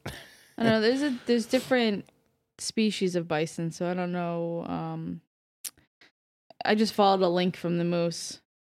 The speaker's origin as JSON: {"language": "English", "area": "Orange County", "region": "New York", "country": "United States", "tie": "born or raised there"}